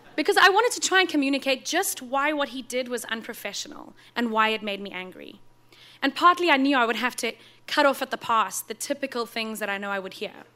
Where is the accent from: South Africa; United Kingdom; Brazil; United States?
South Africa; moved away; Growing up in South Africa, in a part of the country that doesn't actually have seasons